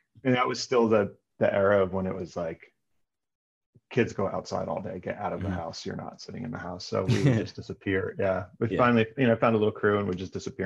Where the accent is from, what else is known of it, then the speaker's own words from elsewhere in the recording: Northeast United States, United States; also born or lived in New Jersey / Connecticut; I grew up in the Northeast of the United States, so in like, you know, Connecticut, New Jersey, always sort of, you know, an hour, maybe an hour and some change outside of the city, outside of New York.